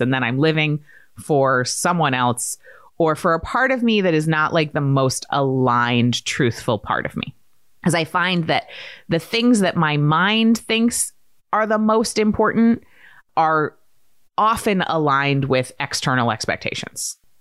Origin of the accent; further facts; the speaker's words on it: Maine, United States; I grew up in Maine